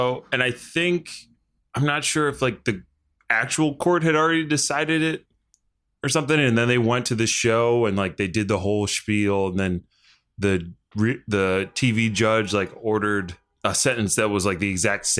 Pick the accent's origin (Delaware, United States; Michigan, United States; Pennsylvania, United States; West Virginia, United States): Delaware, United States; we're from Delaware